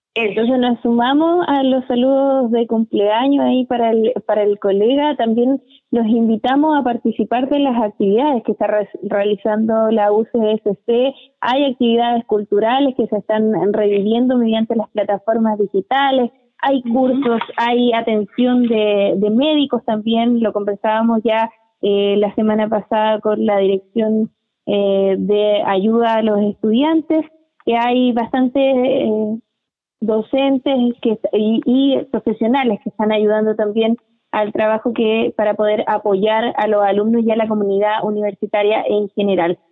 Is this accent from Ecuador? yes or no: no; Chile; como chilenos acostumbramos a vivir muchas tragedias y a superarlas